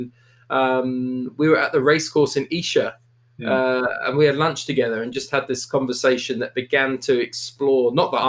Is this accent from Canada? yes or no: yes; Canada; I'm a Brit, but I'm from Canada, which is a bit confusing for people.